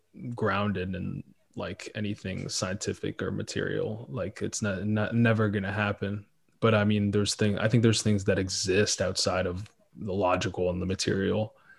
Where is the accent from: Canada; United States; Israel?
Israel; born there; No, I was born in Israel, and my parents were born in Ethiopia.